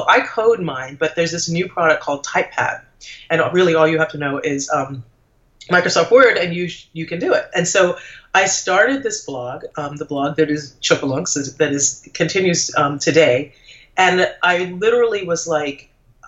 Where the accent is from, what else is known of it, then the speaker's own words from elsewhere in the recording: Trinidad & Tobago; moved away; I'm originally from the Caribbean. I'm from Trinidad, and my husband is English.